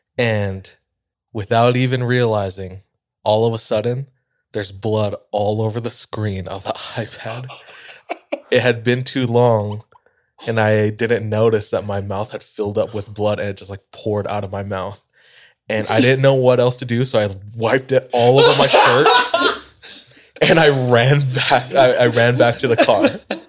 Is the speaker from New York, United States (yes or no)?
no; Kaneohe, Hawaii, United States; moved away as an adult; My hometown is called Kaneohe. If you've ever been to Oahu and you've driven to the North Shore, you've most likely been to Kaneohe.